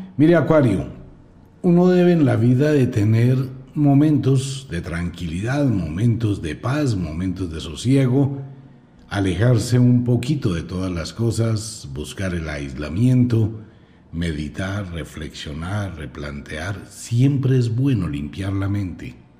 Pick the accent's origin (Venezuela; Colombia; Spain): Colombia; soy colombiano